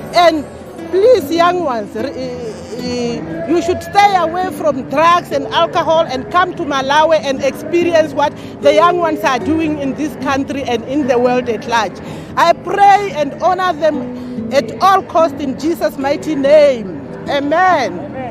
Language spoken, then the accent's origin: English; Windhoek, Khomas, Namibia; I come from Namibia, Windhoek